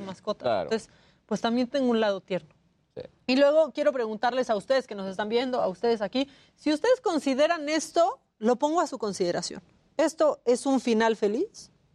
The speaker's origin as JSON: {"language": "Spanish", "town": "Puerto Vallarta", "region": "Jalisco", "country": "Mexico", "tie": "born or raised there", "moved": "yes", "said": "de chiquita vivía en Puerto Vallarta"}